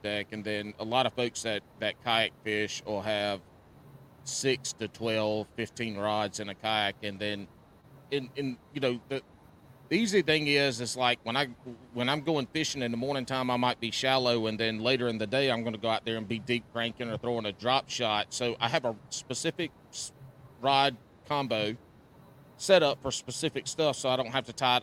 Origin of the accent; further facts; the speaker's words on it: the South, United States; I grew up in the South and have always been in the water